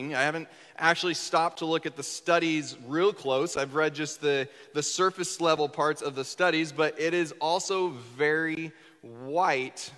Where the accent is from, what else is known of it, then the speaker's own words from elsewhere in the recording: Northwest Kansas, United States; moved away as an adult; also born or lived in Southern Indiana; now in Indiana, United States; I grew up in Northwest Kansas